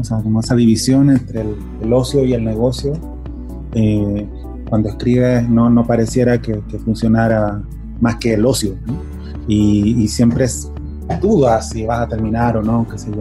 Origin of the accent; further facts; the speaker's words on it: Chile; soy chileno